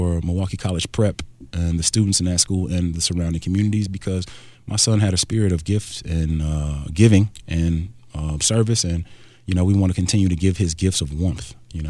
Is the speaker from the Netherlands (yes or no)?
no; Nigeria; You know, I'm Nigerian